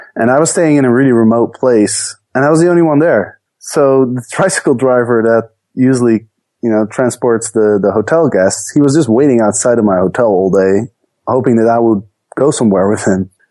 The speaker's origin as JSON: {"language": "English", "country": "Netherlands", "tie": "born or raised there", "also_born_or_lived": "Amsterdam / Chicago", "moved": "as an adult", "said": "I grew up in the Netherlands"}